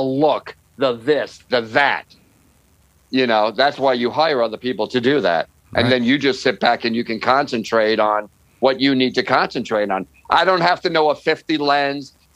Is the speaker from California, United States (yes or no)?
no; New York, United States; now in Los Angeles, United States; I'm a New Yorker